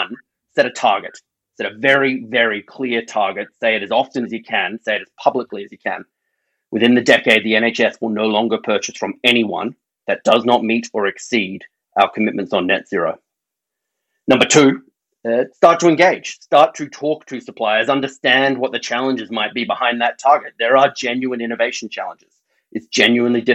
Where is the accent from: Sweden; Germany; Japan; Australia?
Australia; accent: Australian; now in United Kingdom; My accent reveals I'm Australian